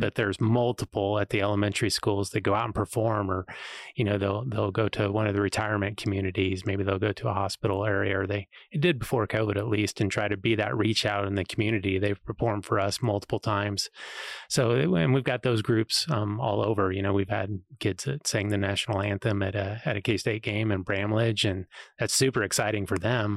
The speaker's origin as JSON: {"language": "English", "town": "Ellsworth", "region": "Kansas", "country": "United States", "tie": "born or raised there", "also_born_or_lived": "Missouri", "lives_now": "Manhattan, United States", "said": "I was, grew up in Ellsworth"}